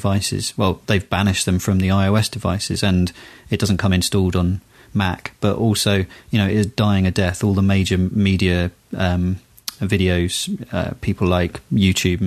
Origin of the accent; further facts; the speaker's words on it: United Kingdom; I'm British